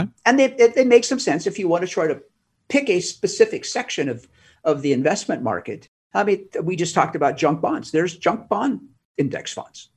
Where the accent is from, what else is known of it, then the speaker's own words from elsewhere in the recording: the Northwest, Pacific Northwest, United States; now in Arizona, United States; I'm from the Northwest